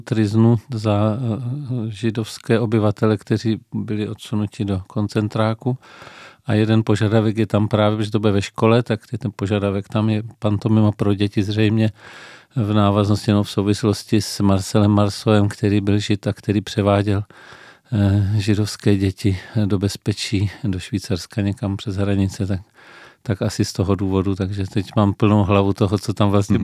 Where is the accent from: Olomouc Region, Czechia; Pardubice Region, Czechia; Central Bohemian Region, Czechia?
Pardubice Region, Czechia; Pardubice; now in Brno, Czechia; narodil jsem se v Pardubicích, eh, v početné rodině